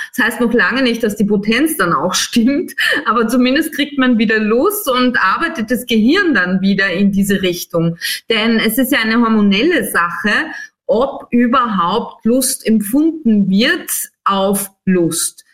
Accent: Styria, Austria; moved away; ich komme aus der Steiermark ursprünglich

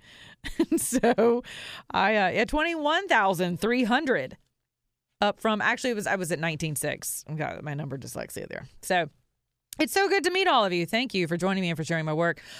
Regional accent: the Bible Belt, United States; I'm from the Bible Belt

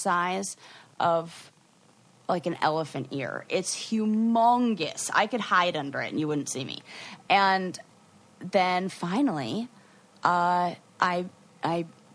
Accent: California, United States; growing up in California

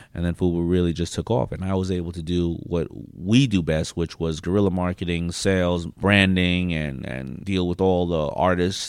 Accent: New York City, New York, United States; growing up in Hollis, Queens

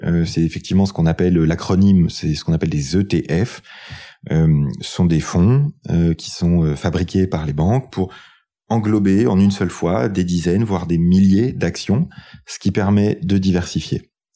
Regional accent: France; Quand on est français

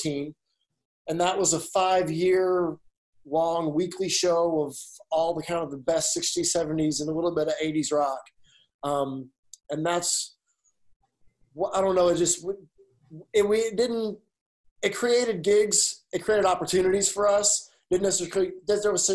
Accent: Alabama, United States; moved away as an adult; now in Nashville, United States; I grew up in Alabama

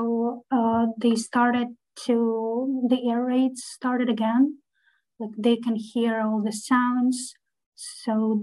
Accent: Kyiv Oblast, Ukraine; I'm actually from Kiev, from outskirts

